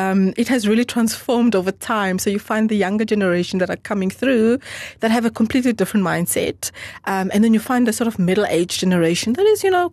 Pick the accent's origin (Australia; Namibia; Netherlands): Namibia; English is a second language; also born or lived in Angola / Germany; So I'm purely Namibian, born by a Namibian mum and Namibian father, but I was born in Angola. I was born in Angola, and but I was there just for about 9 months.